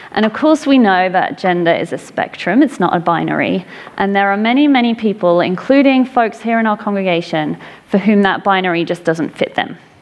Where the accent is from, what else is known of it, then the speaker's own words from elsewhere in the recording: England, United Kingdom; I grew up in England